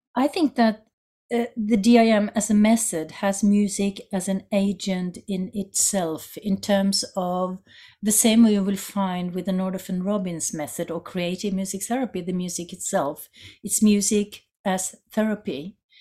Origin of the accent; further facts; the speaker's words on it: Norway; I come from Norway